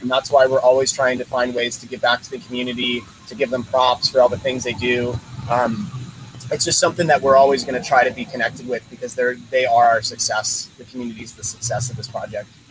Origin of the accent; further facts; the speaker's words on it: Philadelphia, Pennsylvania, United States; moved away; I'm originally from from Philly